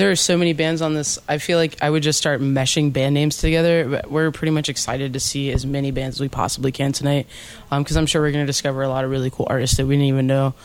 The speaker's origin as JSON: {"language": "English", "town": "Jacksonville", "region": "Florida", "country": "United States", "said": "We're from Jacksonville, Florida"}